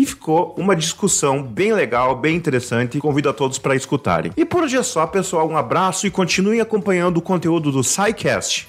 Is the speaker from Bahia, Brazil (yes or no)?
no; interior of Rio Grande do Sul, Brazil; Sou aqui do interior do Rio Grande do Sul